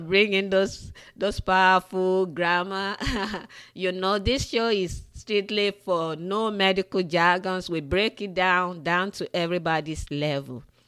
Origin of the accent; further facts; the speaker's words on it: Nigeria; moved away; Growing up in the western part of Africa, in Nigeria, I grew up in Nigeria